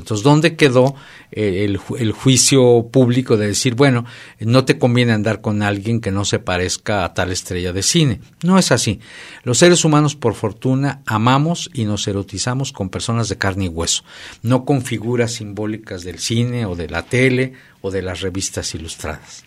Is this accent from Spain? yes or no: no; Mexico